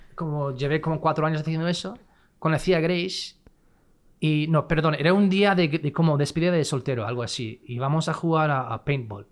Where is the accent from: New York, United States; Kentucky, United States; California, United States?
California, United States; Fresno; Spanish is a second language; moved away as an adult; also born or lived in Los Angeles; Yo soy de California